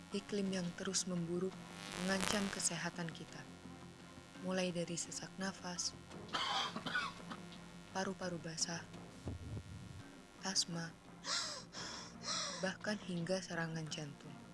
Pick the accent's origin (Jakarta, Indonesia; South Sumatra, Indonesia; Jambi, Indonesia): Jakarta, Indonesia; Dan asal dari aku nih dari Jakarta nih Ai.